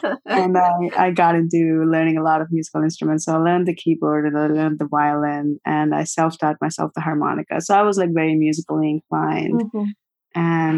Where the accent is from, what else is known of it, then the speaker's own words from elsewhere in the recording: Vijayawada, Andhra Pradesh, India; moved away as an adult; also born or lived in Guntur, India; now in Brooklyn, United States; I was born in Guntur, Andhra Pradesh, India, and my family is from Vijayawada, South India. I grew up in Vijayawada.